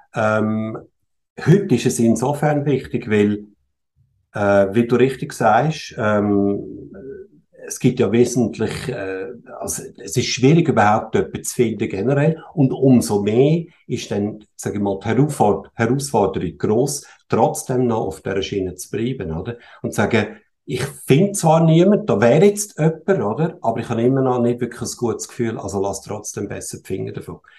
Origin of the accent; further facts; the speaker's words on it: Switzerland; ich bin in der Schweiz geboren und mhm. aufgewachsen. Meine Eltern kommen zwar aus Österreich ursprünglich